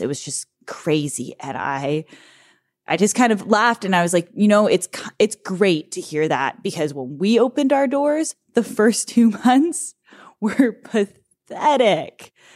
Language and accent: English; Kamloops, British Columbia, Canada; also born or lived in Vernon; I was born in Vernon when dad was still at Okanagan Springs. We moved to Kamloops, opened the first brewery that we owned in Kamloops, which was Bear Brewing, which was where I grew up